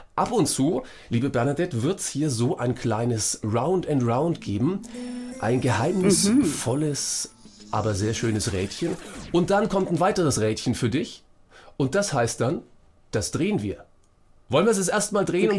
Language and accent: German; Franconia, Bavaria, Germany; accent: Franconian; ich komme aus Franken